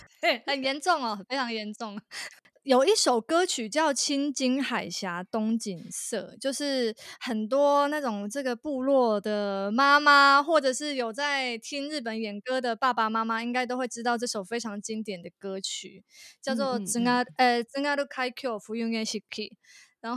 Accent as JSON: {"language": "Chinese", "region": "Tainan", "country": "Taiwan", "said": "因为我是台南人，然后呃，台南其实以前有那种地方电视台就会办歌唱比赛。"}